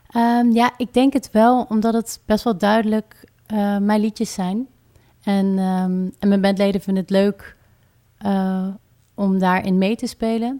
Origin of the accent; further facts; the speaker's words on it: Rotterdam, South Holland, Netherlands; ik kom uit Rotterdam en ik schrijf muziek